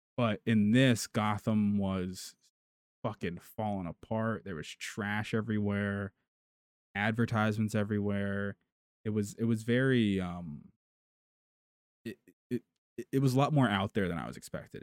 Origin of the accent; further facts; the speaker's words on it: United States; We're we're American